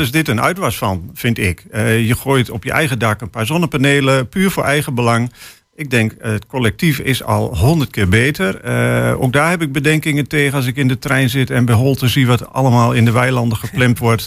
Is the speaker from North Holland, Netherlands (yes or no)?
no; Hengelo, Overijssel, Netherlands; ik kom uit Hengelo.